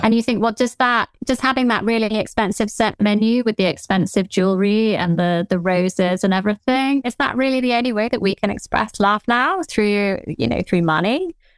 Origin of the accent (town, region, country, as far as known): southern England, United Kingdom; accent: Generic Southern